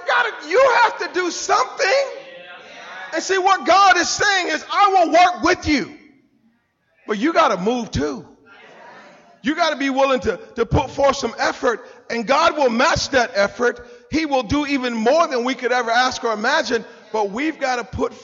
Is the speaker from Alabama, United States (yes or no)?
no; Wilmington, North Carolina, United States; moved away; my hometown, a little place called Wilmington, North Carolina.